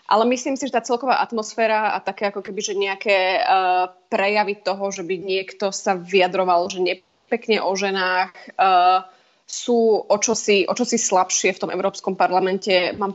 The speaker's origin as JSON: {"language": "Slovak", "country": "Slovakia", "moved": "as an adult", "said": "ja som samozrejme prišla zo Slovenska a teda pre mňa vidieť e, ľudí na ulici so zbraniami"}